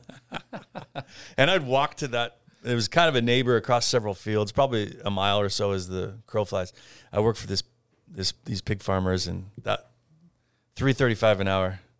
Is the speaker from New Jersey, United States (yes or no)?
no; Parma, Idaho, United States; moved away as an adult; also born or lived in China; Parma, Idaho.